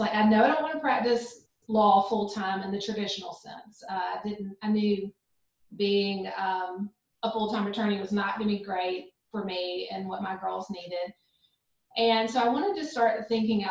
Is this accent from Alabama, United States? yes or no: yes; Montgomery, Alabama, United States; also born or lived in Birmingham, Alabama; I grew up in Montgomery, Alabama